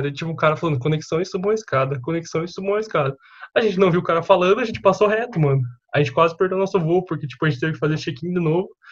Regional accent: Arapoti, Paraná, Brazil; moved away as an adult; now in Minas Gerais, Brazil; Arapoti, mano, que é minha cidade

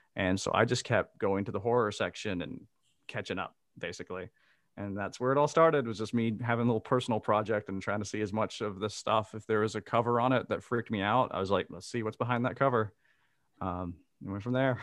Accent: Mississippi, United States; moved away as an adult; now in Amsterdam, Netherlands; I am originally from Mississippi, And I now live in Amsterdam in the Netherlands.

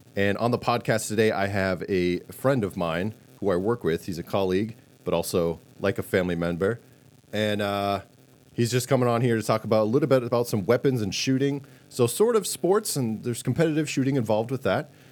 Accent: Massachusetts, United States; I come from Massachusetts

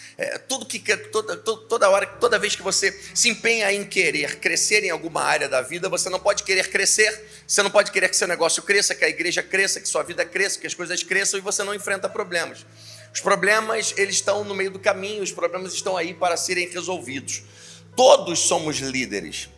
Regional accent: Niterói, Rio de Janeiro, Brazil; moved away as an adult; now in Teresópolis, Brazil; Sou de Niterói.

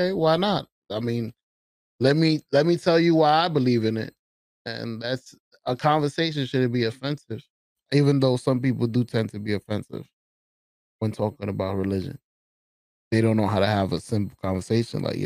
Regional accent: New York City, New York, United States; we're from the Bronx.

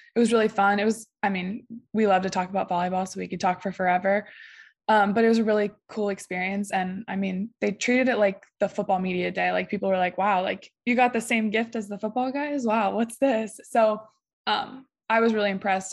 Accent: Ohio, United States; I'm from Ohio, so being from Ohio and playing for Ohio State

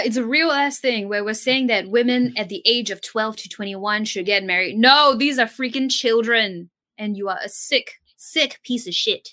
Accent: Singapore; I'm Singaporean

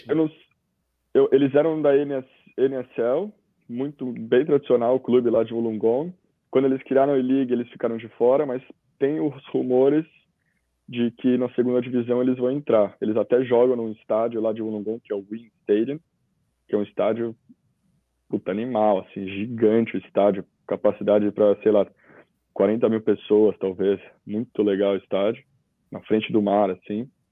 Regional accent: São Paulo, Brazil; born or raised there; moved away as an adult; also born or lived in Cascais, Portugal; now in Australia

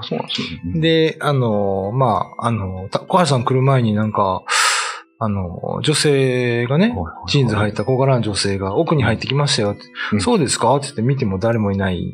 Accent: Kyoto, Japan; now in Okinawa, Japan; 僕、まあ、出身京都ですけど

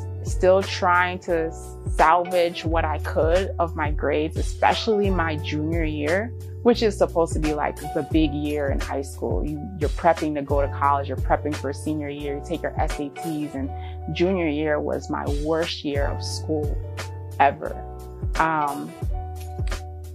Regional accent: Bridgeport, Connecticut, United States; my dad took me to this small music school in Bridgeport, Connecticut, my hometown

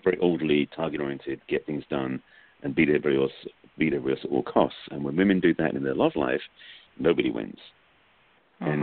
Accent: England, United Kingdom; moved away; I'm from England

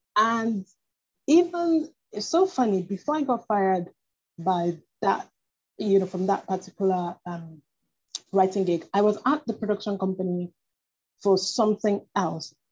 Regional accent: Nigeria; moved away as an adult; also born or lived in United Kingdom; I was born in Nigeria, but I studied in the UK. Um, mm-hmm. I lived and studied in the UK for almost 10 years

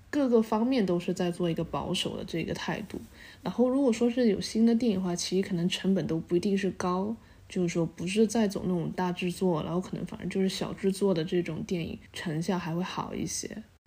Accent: Guangdong, China; moved away as an adult; also born or lived in United States; 我是潮汕人，然后本身潮汕有很比较浓厚的宗族文化

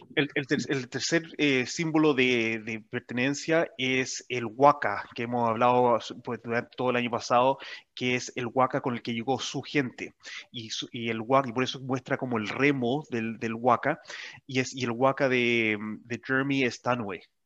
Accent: Santiago, Santiago Metropolitan Region, Chile; moved away as an adult; now in New Zealand; San Cristóbal porque esa es la montaña o el cerro más cercano donde yo me crié o donde yo nací

